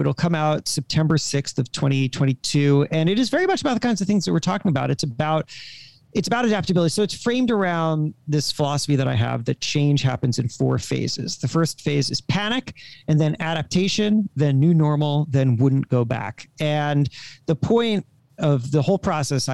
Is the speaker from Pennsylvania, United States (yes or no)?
no; Coral Springs, Florida, United States; I was raised in Coral Springs, Florida.